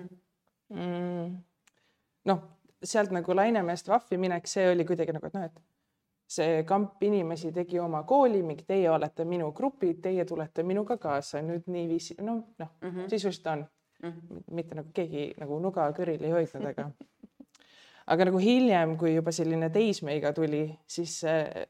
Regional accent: Pärnu, Pärnu County, Estonia; moved away; mina olen pärnakas

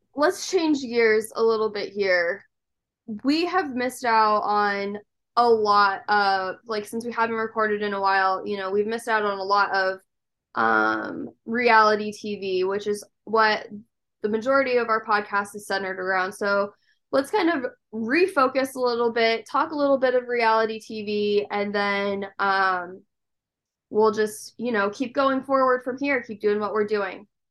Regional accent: Nebraska, United States; I'm from Nebraska

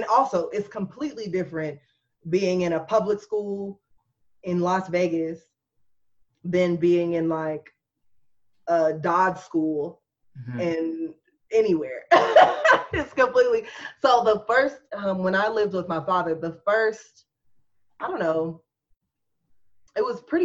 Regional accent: Japan; also born or lived in Panama; I was raised in Japan, and then I was in Panama.

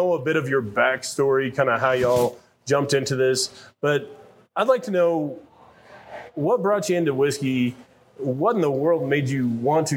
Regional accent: Colorado, United States; now in Texas, United States; I'm originally from Colorado. I was born and raised here

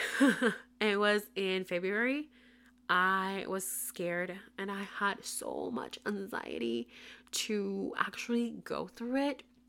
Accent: Puerto Rico; first language Spanish; English is a second language; moved away as an adult; now in Tampa, United States; I currently live in Tampa, Florida, but I was born and raised in Puerto Rico, moved to Florida in twenty twenty

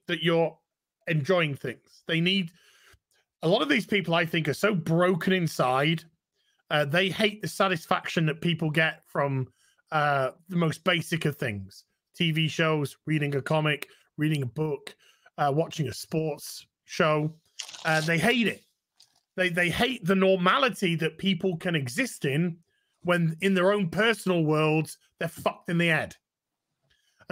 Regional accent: United Kingdom; being British

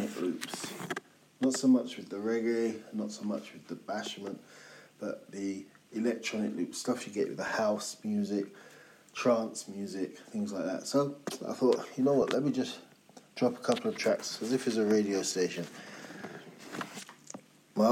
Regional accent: London, United Kingdom; growing up in London

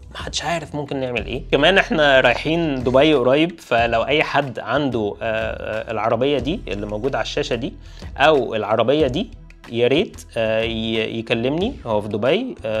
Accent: Egypt; واحنا كمصريين

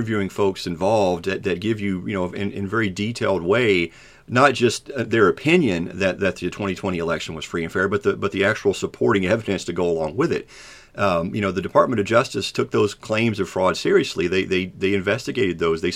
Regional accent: Kentucky, United States; I'm from Kentucky

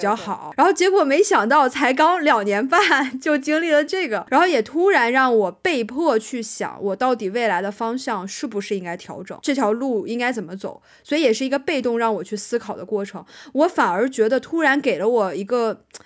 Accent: China; accent: Chinese accent (in English); 你一个中国人，然后你英文讲的不好

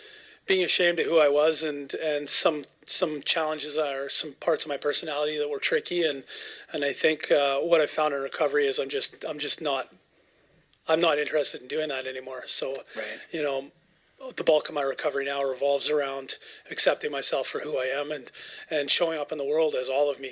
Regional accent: Cobble Hill, Cowichan area, British Columbia, Canada; also born or lived in Vancouver; I grew up in Caldwell Hill, Cowichan area. I was born in Vancouver, but moved here. I was still in diapers

